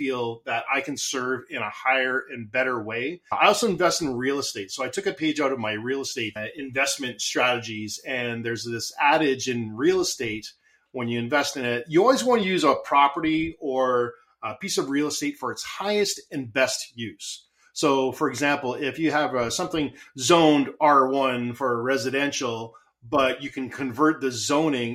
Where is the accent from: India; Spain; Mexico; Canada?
Canada; I'm Canadian, so I say Z instead